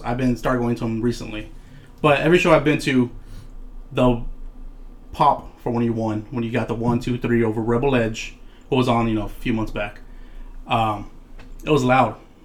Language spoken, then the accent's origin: English; Corpus Christi, Texas, United States; we're from Corpus, so, like, it's a small city